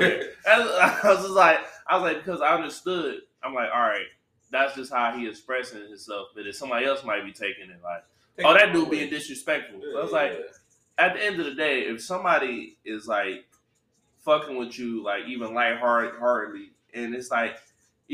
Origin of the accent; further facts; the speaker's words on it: Detroit, Michigan, United States; growing up in Detroit